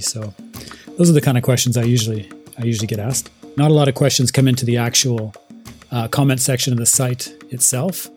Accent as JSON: {"language": "English", "town": "Nelson", "region": "British Columbia", "country": "Canada", "moved": "as an adult", "lives_now": "Japan", "said": "I'm originally from a little tiny town called Nelson in British Columbia, Canada"}